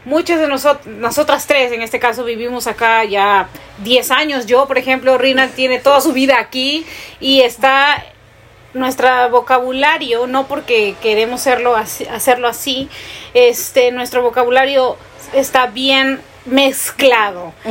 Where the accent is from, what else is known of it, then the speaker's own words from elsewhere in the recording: Peru; moved away as an adult; now in United States; uno de niño ahí en Perú